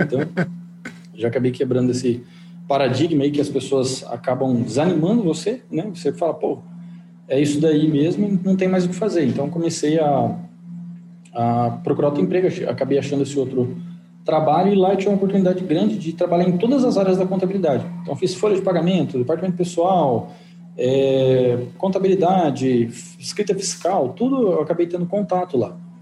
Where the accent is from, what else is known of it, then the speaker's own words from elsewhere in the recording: Engenheiro Beltrão, Paraná, Brazil; moved away as an adult; now in Maringá, Brazil; eu sou de Engenheiro Beltrão, uma cidade com 9 mil habitantes